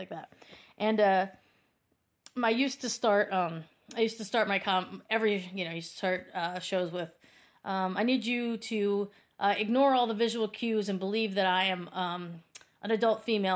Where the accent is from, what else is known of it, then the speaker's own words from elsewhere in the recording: Hartford, Wisconsin, United States; moved away as an adult; now in New York, United States; I grew up in Hartford, Wisconsin